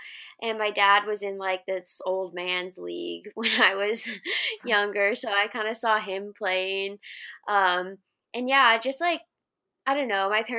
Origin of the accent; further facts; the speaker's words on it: Alaska, United States; moved away as an adult; also born or lived in Boise, Idaho; now in Seattle, United States; I'm originally from Alaska, went to college at Boise State